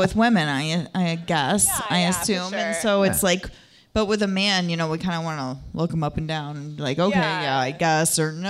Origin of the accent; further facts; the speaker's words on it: the South, United States; I got this. I grew up in the South.